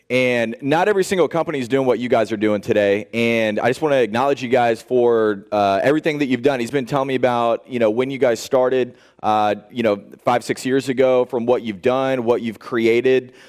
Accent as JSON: {"language": "English", "town": "Indianapolis", "region": "Indiana", "country": "United States", "tie": "born or raised there", "said": "I grew up in Indianapolis, Indiana, grew up on a farm"}